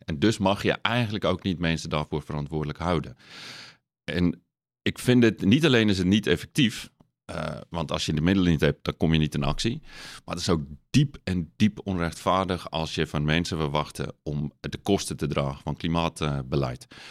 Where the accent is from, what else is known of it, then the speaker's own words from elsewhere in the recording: South Africa; accent: lichte accent; Dutch is a second language; now in Netherlands; ik ben geboren in Zuid-Afrika. Ik ben opgegroeid op een natuurreservaat